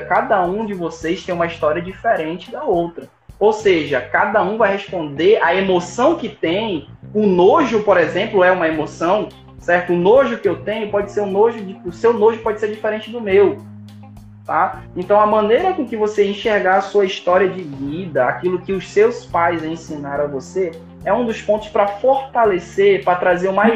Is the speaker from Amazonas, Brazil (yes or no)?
yes; Manaus, Amazonas, Brazil; Eu sou de Manaus